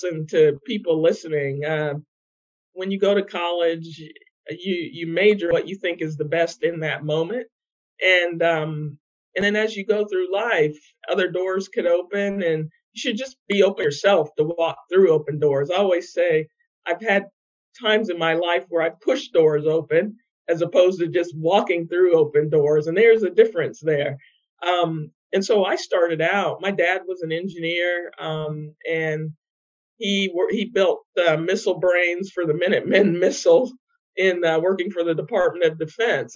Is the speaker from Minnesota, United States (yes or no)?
no; Ohio, United States; moved away as an adult; now in North Carolina, United States; I grew up in Ohio, in the Midwest, actually, around a lot of farms